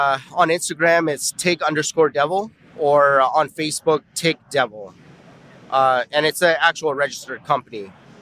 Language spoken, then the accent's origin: English; Canada; I'm from Canada.